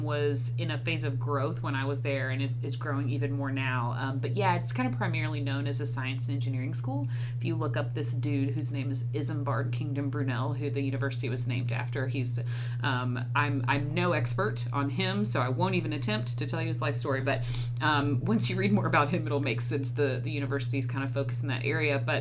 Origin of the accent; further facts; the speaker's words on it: Memphis, Tennessee, United States; also born or lived in London / New York; I was born and raised here in Memphis